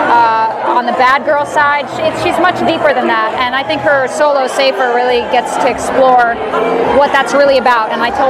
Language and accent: English; Miami, Florida, United States; now in New York City, United States; played Casey. I'm here from New York City. Uh, I've lived there for quite a few years. I'm an actress, uh, originally from Miami, Florida.